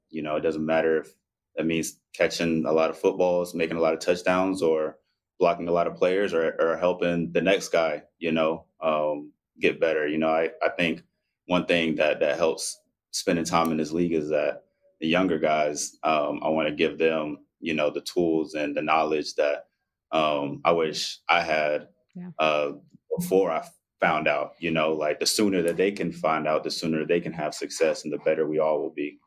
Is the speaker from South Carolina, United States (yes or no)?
yes; Spartanburg, South Carolina, United States; moved away as an adult; also born or lived in Zaragoza, Spain; now in Atlanta, United States; we have like a good group of friends in uh, my hometown in uh, Spartanburg, South Carolina